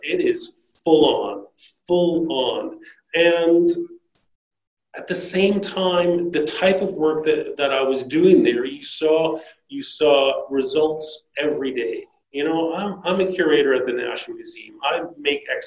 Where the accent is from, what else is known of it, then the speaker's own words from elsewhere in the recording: Canada; moved away as an adult; also born or lived in South coast of New South Wales, Australia; now in Australia; I grew up in Canada, and then I moved to Australia with my wife.